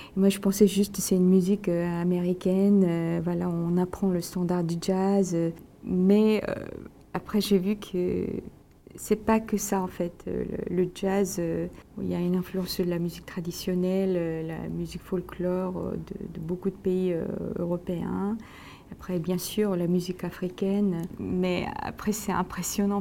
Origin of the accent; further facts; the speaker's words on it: South Korea; moved away; je suis loin de la Corée, euh, en ce moment